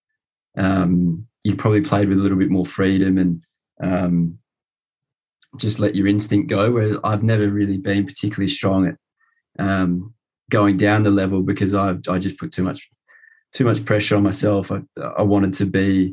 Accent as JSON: {"language": "English", "country": "Australia", "tie": "born or raised there", "said": "my sort of growing up in Australia"}